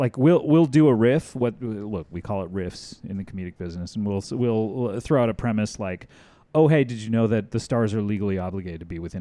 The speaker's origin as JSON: {"language": "English", "town": "Cypress", "region": "California", "country": "United States", "said": "I'm from Orange County, yes."}